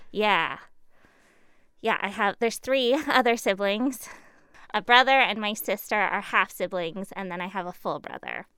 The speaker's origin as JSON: {"language": "English", "town": "Surrey", "region": "British Columbia", "country": "Canada", "tie": "born or raised there", "also_born_or_lived": "Burnaby", "said": "until I was three, I was in Burnaby, I believe. Fraser Heights, somewhere over there. Uh, and then what they call South Surrey now, but it was Cloverdale, one eighty-fourth and twenty-nine A. Uh, I grew up in a big heritage farm"}